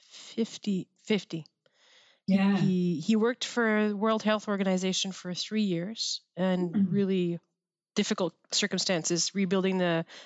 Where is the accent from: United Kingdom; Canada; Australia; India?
Canada; Quebec; I was 16 when I joined military college um, because I came from the Quebec system. So for our CEGEP, we do it at, at Saint Jean.